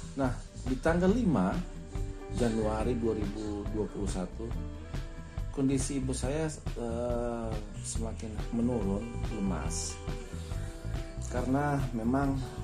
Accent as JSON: {"language": "Indonesian", "town": "Tentena", "region": "Central Sulawesi", "country": "Indonesia", "said": "saya berasal dari Tentena."}